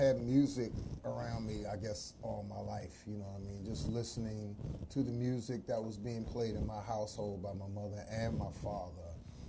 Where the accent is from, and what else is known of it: Washington, District of Columbia, United States; born or raised there